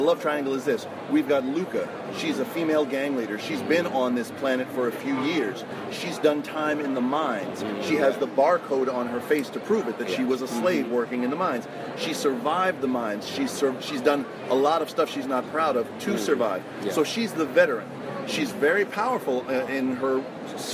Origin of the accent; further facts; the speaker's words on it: New York City, New York, United States; I grew up in Queens, New York.